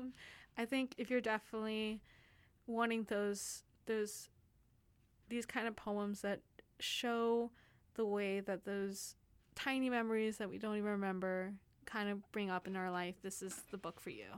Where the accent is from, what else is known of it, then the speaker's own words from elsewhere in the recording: Texas, United States; now in Vancouver, Canada; I'm from Texas, and we don't have those those kind of, like, huge mountains